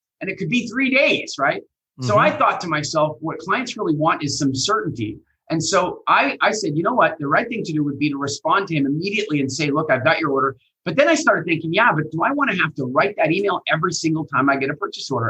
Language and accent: English; Canada; accent: Canadian; moved away; also born or lived in England; I was in England and I had my Canadian accent.